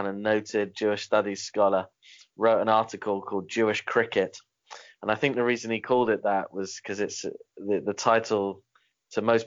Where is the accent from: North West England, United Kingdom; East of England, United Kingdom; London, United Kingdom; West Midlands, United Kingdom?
London, United Kingdom; moved away as an adult; now in Bangor, United Kingdom; I'm originally from North London. I've been living here for 13 and a half years.